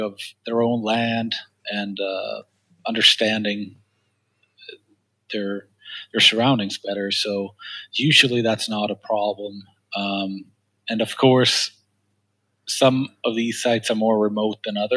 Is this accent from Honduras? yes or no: no; Sweden; English is a second language; moved away as an adult; now in United States; I'm from Sweden originally